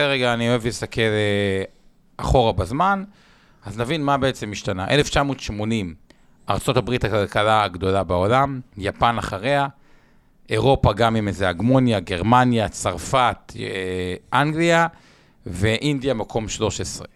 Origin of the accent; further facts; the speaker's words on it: Israel; בתור ישראלים